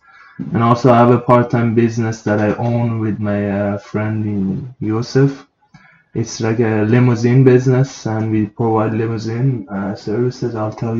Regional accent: Iran; also born or lived in Turkey; now in Canada; I'm from Iran. I came here 10 years ago. I went to Turkey for a couple of years and then got the visa and came here to Canada.

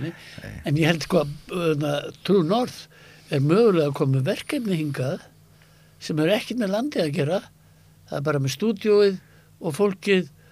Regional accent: Iceland; also born or lived in United States

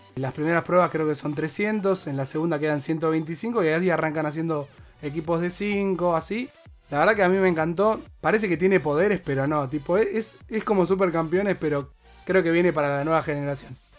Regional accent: Argentina; nosotros somos argentinos hinchas de boque

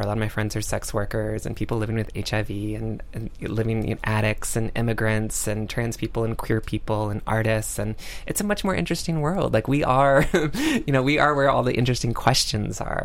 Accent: North Carolina, United States; my home state of North Carolina

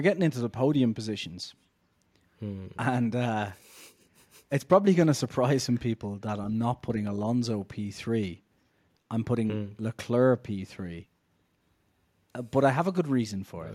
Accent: Ireland; I'm Irish

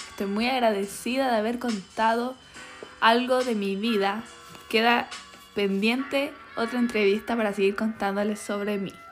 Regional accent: Chile; Soy una filósofa chilena, autora de una veintena de libros y miembro de la Academia Chilena de la Lengua

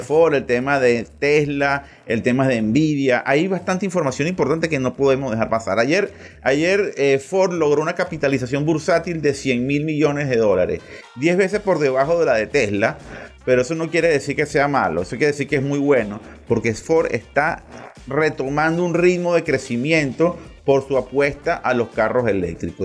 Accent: Venezuela; en nuestro territorio

